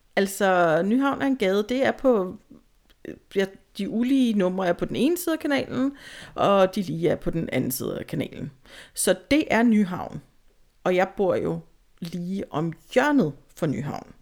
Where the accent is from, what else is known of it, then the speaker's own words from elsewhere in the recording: Tostrup, Zealand, Denmark; also born or lived in Valby; Jeg er jo fra Sjælland i hvert fald, fra Tostrup